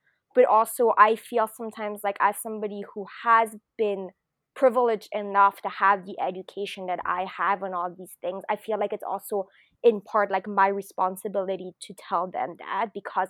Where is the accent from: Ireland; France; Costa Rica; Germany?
France; moved away; also born or lived in Japan; So, but I am French, like I was born in France. I'm half, and I hadn't lived in Europe for a really long time.